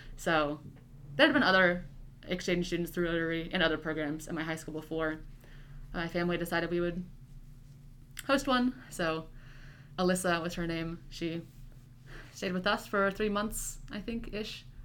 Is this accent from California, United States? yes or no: no; Hastings, Nebraska, United States; also born or lived in Cambridge, England; I'm from Hastings, Nebraska. I wasn't born there, but I grew up. All of my life that I can remember is from Hastings.